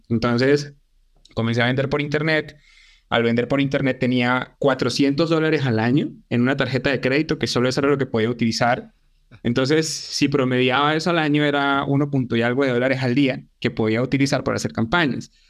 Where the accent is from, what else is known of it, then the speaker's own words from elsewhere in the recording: Venezuela; Yo, yo principalmente soy de Venezuela